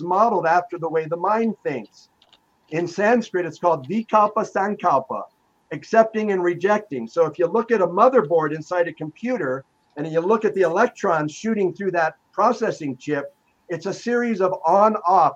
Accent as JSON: {"language": "English", "town": "Los Angeles", "region": "California", "country": "United States", "tie": "born or raised there", "said": "I grew up in Los Angeles"}